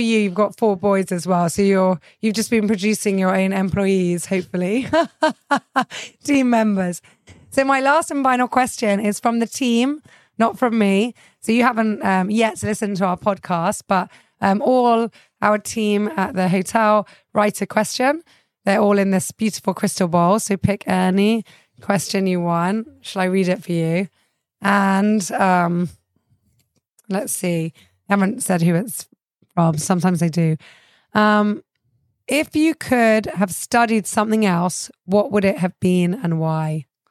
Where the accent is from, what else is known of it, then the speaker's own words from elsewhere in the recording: England, United Kingdom; now in Cyprus; I grew up in England